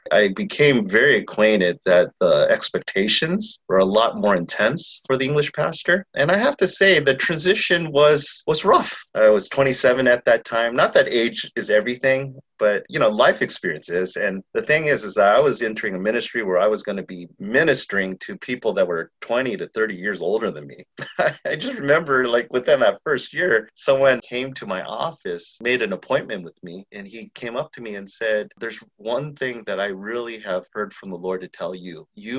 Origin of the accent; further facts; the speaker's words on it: San Diego, California, United States; moved away as an adult; now in San Francisco, United States; growing up in San Diego, the Chinese community there is not super huge. And there's no Chinatown.